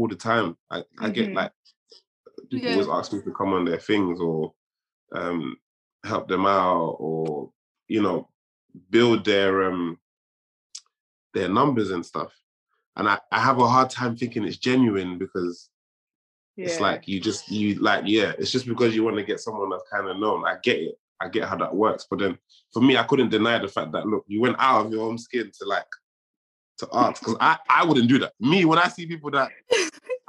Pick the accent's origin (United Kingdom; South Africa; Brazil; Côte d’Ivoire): Côte d’Ivoire; first language French; English is a second language; French is my first language. That's my mother tongue. I'm from Ivory Coast.